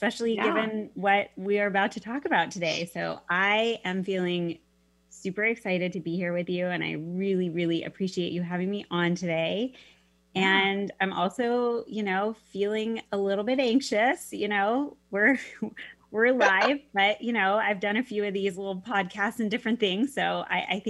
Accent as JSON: {"language": "English", "town": "Mercer Island", "region": "Washington", "country": "United States", "tie": "born or raised there", "also_born_or_lived": "Arizona", "moved": "as an adult", "said": "I grew up on Mercer Island and, spent my elementary, actually preschool, elementary, middle school, and high school, went all through school there"}